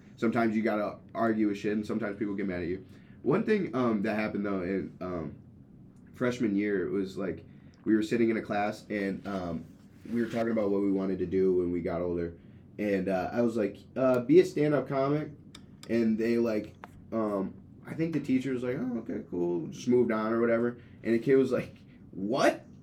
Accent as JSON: {"language": "English", "town": "Grand Rapids", "region": "Michigan", "country": "United States", "tie": "born or raised there", "said": "I grew up in Grand Rapids, but I moved there for, like, high school-y stuff"}